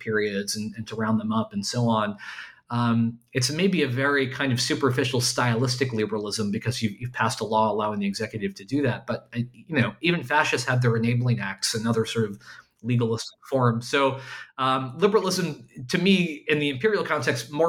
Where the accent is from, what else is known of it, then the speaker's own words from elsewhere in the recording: United States; as an American